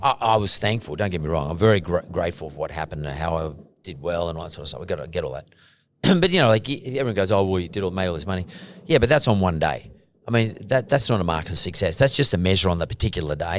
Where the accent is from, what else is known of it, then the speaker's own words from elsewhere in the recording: Punchbowl, New South Wales, Australia; when I was growing up in Punch Bowl